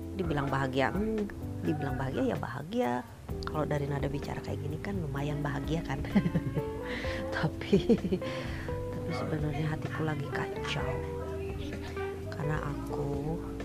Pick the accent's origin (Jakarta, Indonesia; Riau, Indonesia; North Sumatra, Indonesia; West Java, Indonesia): West Java, Indonesia; Bekasi; now in Bandung, Indonesia; Saya dari Bekasi, tapi ya, udah lama tinggal di Bandung